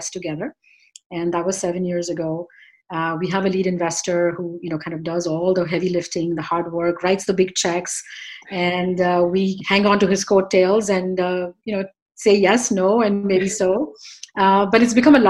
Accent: India; moved away as an adult; now in New York, United States; I was born and raised in India. I came here 28 years ago

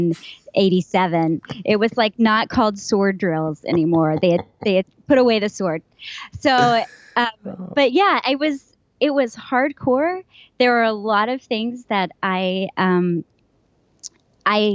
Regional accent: West Texas, United States; moved away; also born or lived in Philadelphia; I grew up Southern Baptist in West Texas

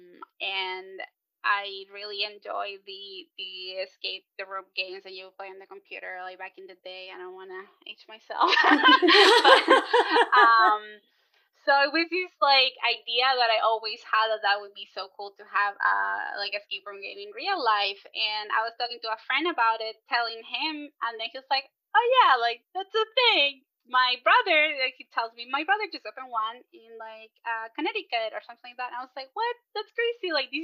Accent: Chile; moved away; I'm originally from Chile.

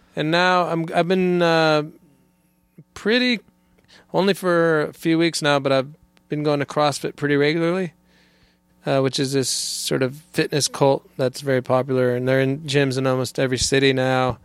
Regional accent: California, United States; moved away as an adult; I was born in California, and, and, uh, was, uh, grew up there

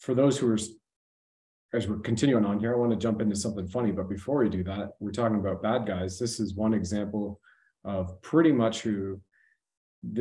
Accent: Brampton, Ontario, Canada; we're about 30, 35 kilometers away where we lived, guys, from Pearson Airport, Toronto Pearson Airport at that time.

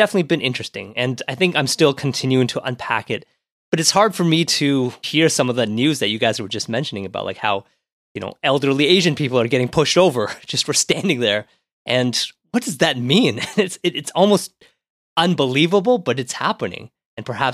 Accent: Ottawa, Ontario, Canada; growing up in Ottawa, it being much more of a Caucasian city, at least when I was growing up

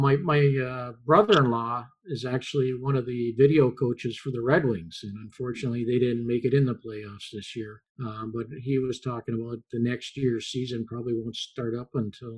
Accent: Connecticut, United States; but I grew up mostly in Connecticut when my dad was with the Whalers

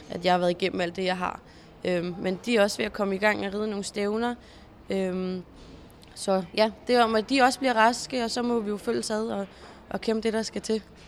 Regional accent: Zealand, Denmark; also born or lived in Jutland / Stenløse; da jeg flyttede fra Jylland øh, her tilbage til Sjælland

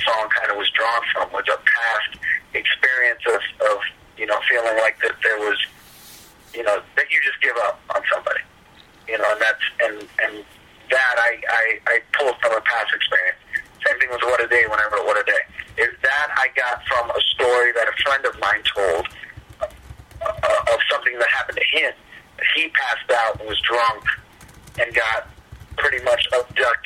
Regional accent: Fort Lauderdale, Florida, United States; I'm from Fort Lauderdale, and I grew up near Miami my whole life

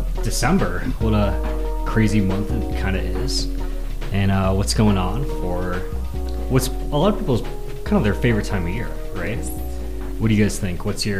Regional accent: Florida, United States; now in Colorado, United States; I'm from Florida.

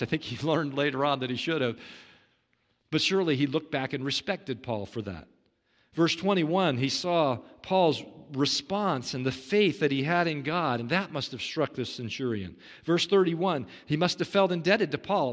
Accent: Kansas City, Kansas, United States; I, I grew up in Kansas City, Kansas, Tornado Alley

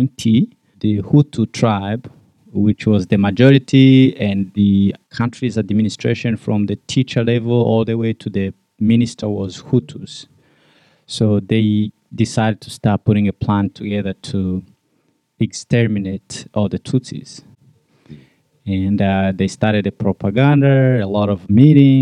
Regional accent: Rwanda; I'm from Rwanda, born and raised in Rwanda.

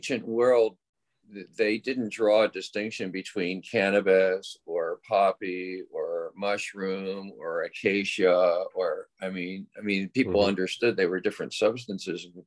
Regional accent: Oakland, California, United States; my hometown of Oakland

